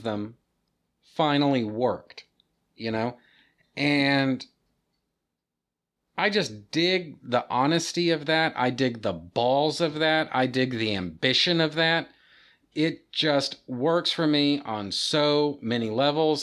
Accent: United States; I'm an American

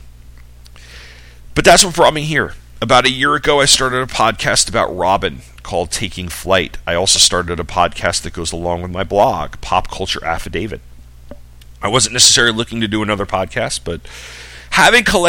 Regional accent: Long Island, New York, United States; I grew up on Long Island.

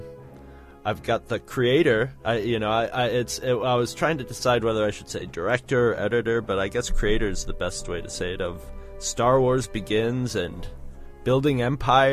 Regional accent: United States; being an American and being, hey, hi, I'm an American

